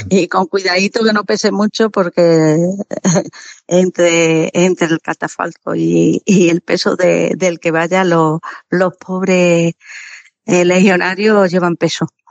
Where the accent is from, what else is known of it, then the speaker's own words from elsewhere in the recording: La Siberia, Extremadura, Spain; now in Mérida, Spain; Yo soy de la, de la Siberia, de la Siberia extremeña.